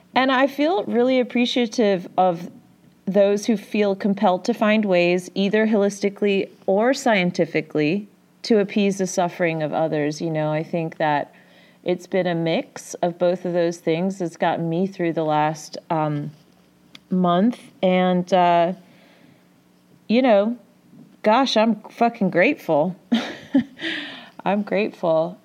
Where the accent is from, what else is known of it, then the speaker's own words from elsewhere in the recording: Midwest, United States; I'm from the Midwest?